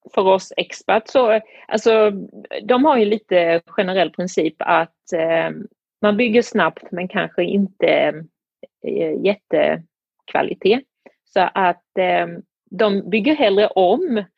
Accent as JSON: {"language": "Swedish", "country": "Sweden", "also_born_or_lived": "Beijing, China", "moved": "as an adult", "lives_now": "Tianjin, China"}